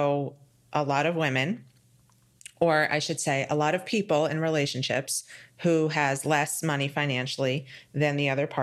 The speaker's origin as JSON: {"language": "English", "region": "New York", "country": "United States", "moved": "yes", "lives_now": "Florida, United States", "said": "I'm from New York, where things are handled very differently."}